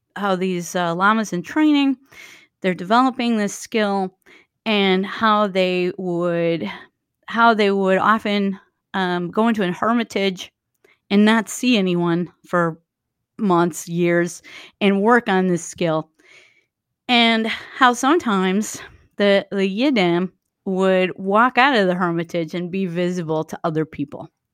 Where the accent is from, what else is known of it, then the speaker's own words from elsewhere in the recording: Waukesha, Wisconsin, United States; now in Milwaukee, United States; I grew up near Waukesha